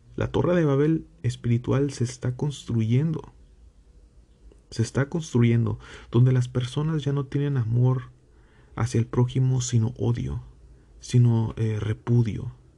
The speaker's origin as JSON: {"language": "Spanish", "country": "Mexico", "said": "yo que provengo de México"}